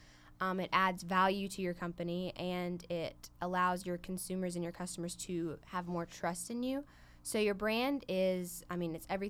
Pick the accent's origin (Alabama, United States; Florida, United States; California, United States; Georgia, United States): Alabama, United States; Silver Hill; I am from Silver Hill, Alabama